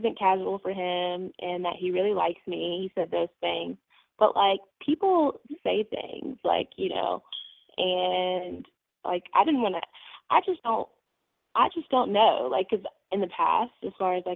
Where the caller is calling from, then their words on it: Mississippi, United States; I'm calling from Mississippi